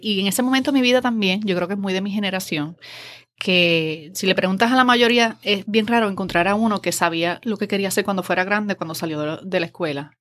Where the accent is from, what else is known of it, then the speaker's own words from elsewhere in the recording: Adjuntas, Puerto Rico; moved away as an adult; also born or lived in Ponce, Puerto Rico / Río Piedras, Puerto Rico; fui a nacer a Ponce, pero me crié toda mi vida en Adjuntas